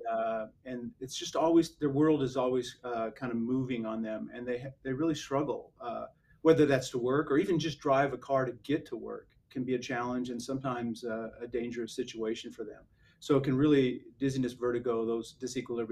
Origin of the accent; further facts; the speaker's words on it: Idaho, United States; moved away as an adult; now in San Antonio, United States; I'm originally from Idaho, grew up and born and raised in Idaho